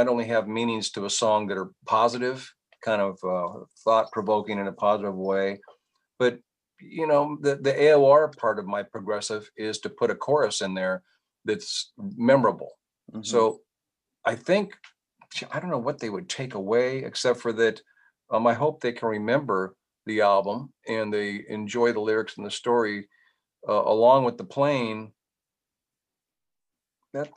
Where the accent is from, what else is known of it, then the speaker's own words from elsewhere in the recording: San Jose, California, United States; I'm from San Jose, California.